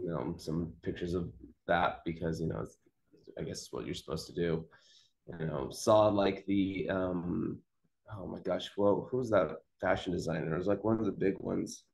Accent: Fresno, California, United States; I grew up in Fresno

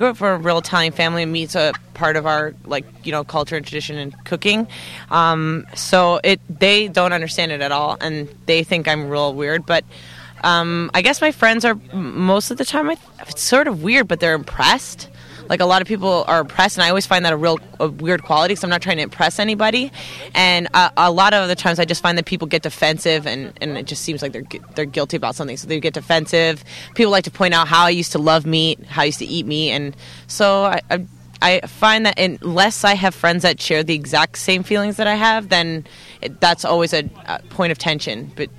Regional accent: Toronto, Ontario, Canada; I'm from Toronto, Ontario, Canada.

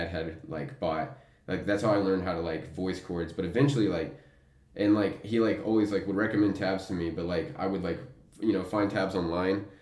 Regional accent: Amarillo, Texas, United States; I'm born and raised in Amarillo, Texas

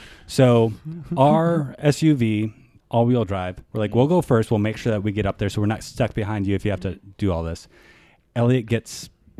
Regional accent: Wisconsin, United States; And I grew up in Wisconsin.

